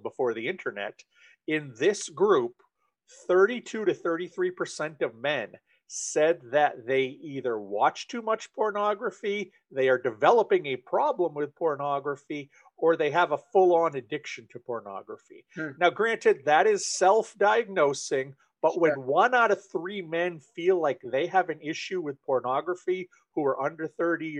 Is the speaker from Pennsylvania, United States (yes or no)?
no; Maine, United States; I am originally from Maine, still live here. I've spent most of my life here.